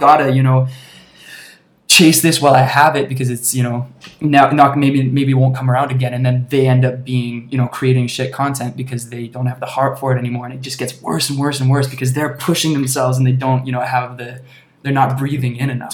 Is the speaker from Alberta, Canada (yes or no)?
yes; Alberta, Canada; also born or lived in British Columbia; now in Toronto, Canada; I grew up in Alberta, spent a bunch of time in BC